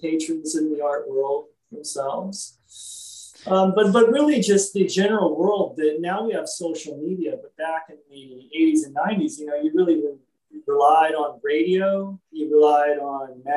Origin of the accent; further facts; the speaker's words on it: Los Angeles, California, United States; growing up in Hollywood